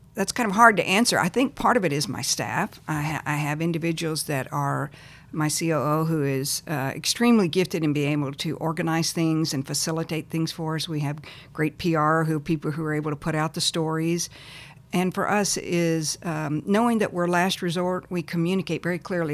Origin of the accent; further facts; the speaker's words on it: Texas, United States; also born or lived in Lubbock, Texas / El Paso, Texas / Plano, Texas; I was born in Texas, Lubbock, uh, lived in El Paso and then in Plano, Texas.